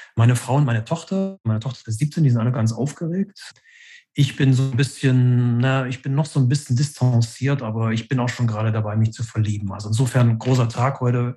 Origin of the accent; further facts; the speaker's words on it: Leipzig, Saxony, Germany; also born or lived in Berlin; Ich bin in Ostdeutschland groß geworden in den 70er und 80er Jahren